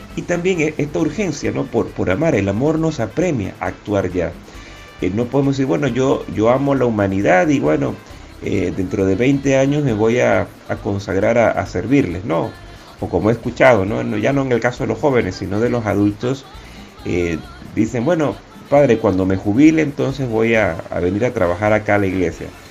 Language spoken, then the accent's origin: Spanish; David, Chiriquí, Panama; la parroquia Catedral San José de David, de donde soy oriundo